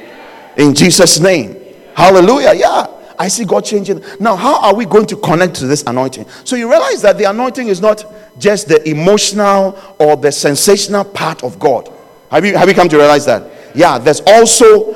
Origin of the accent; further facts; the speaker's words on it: Ghana; where I was born in Ghana, we used to have chickens